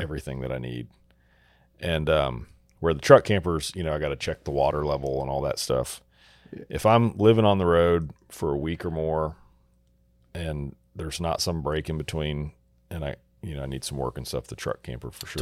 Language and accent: English; Texas, United States; growing up in Texas